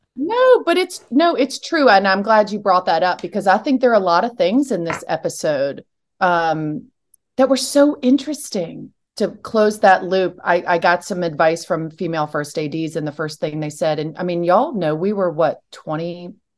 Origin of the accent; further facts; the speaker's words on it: Richmond, Virginia, United States; moved away as an adult; also born or lived in Alabama; I'm from Richmond